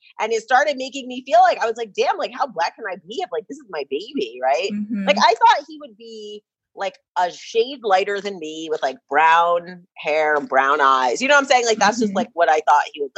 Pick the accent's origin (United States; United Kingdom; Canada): United States; outside of New York City; I'm from New York. I don't know if you know, I'm from New York, outside of New York City